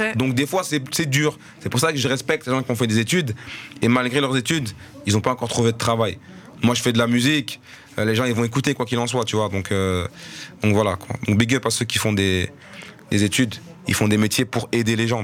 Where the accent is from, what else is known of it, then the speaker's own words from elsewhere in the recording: Molenbeek-Saint-Jean, Brussels-Capital Region, Belgium; je bossais sur Molenbeek, et j'ai grandi à Molenbeek